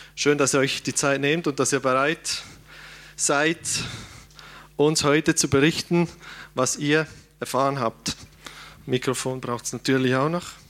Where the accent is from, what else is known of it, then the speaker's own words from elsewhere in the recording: Switzerland; als Schweizer